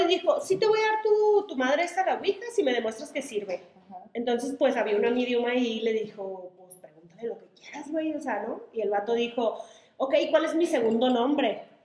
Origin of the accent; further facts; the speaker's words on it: Sonora, Mexico; Soy de Sonora